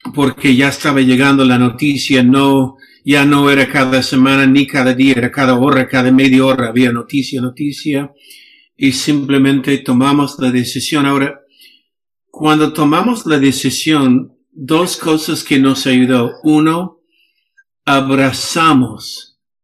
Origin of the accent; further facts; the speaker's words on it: Los Angeles, California, United States; Spanish is a second language; moved away as an adult; now in Peru; yo crecí en Los Ángeles